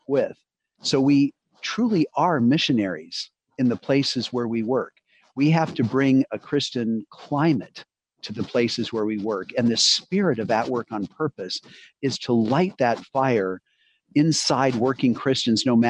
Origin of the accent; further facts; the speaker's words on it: Boulder, Colorado, United States; moved away as an adult; now in Cincinnati, United States; I grew up in Boulder, Colorado, on the front range of the Rocky Mountains